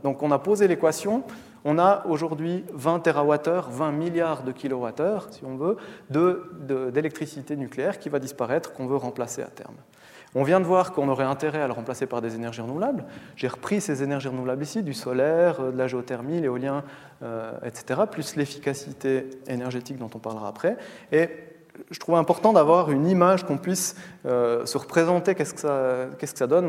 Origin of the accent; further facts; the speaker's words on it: Valais, Switzerland; je viens du Valais